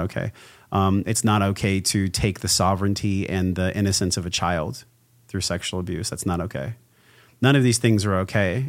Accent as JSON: {"language": "English", "town": "La Mesa", "region": "California", "country": "United States", "tie": "born or raised there", "said": "I came from La Mesa, California, which is like East County, San Diego. And, um, I was raised by a mom"}